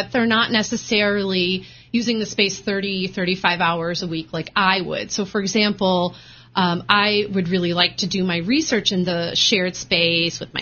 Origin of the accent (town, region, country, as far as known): Michigan, United States; born or raised there; moved away as an adult; also born or lived in Chicago, Illinois; now in Rhode Island, United States